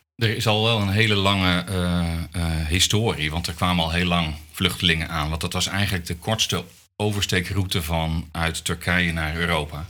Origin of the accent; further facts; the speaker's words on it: Netherlands; als Nederlander